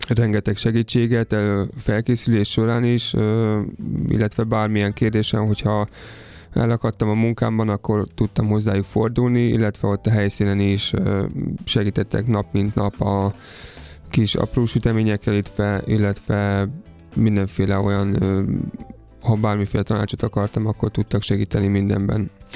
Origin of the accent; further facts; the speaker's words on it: Somogy, Hungary; moved away as an adult; also born or lived in Austria; now in Budapest, Hungary; én egyébként somogyi származású vagyok